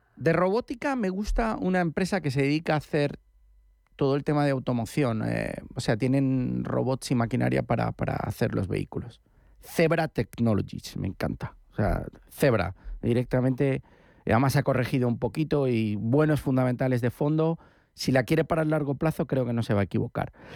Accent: Asturias, Spain; soy asturiano, más que gallego

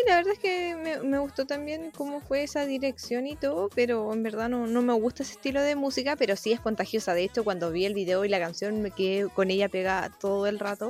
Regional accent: Chile; como mujer chilena y bien aguerrida para sus cosas

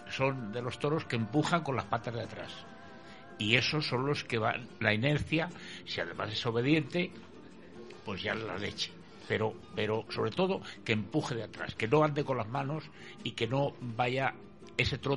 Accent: Bilbao, Basque Country, Spain; yo, es creo, que vengo de Bilbao

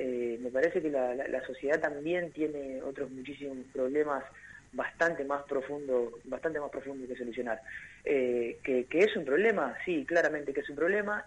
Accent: Argentina; como, argentinos

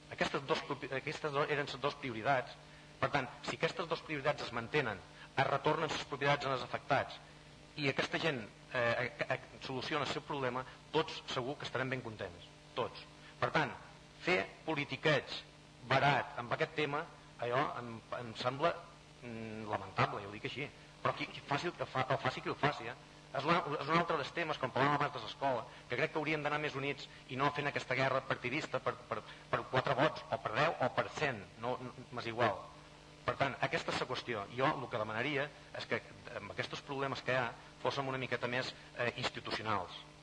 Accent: Formentera, Balearic Islands, Spain

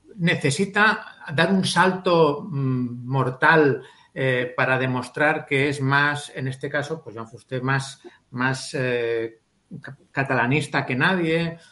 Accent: Valencian Community, Spain

